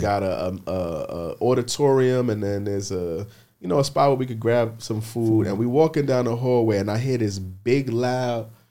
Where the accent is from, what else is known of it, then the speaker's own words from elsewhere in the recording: New York City, New York, United States; I'm from the Bronx